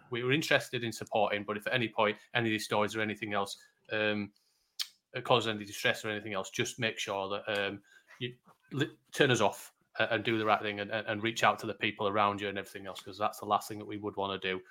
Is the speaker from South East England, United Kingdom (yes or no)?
no; Yorkshire and the Humber, United Kingdom; I'm a Yorkshireman.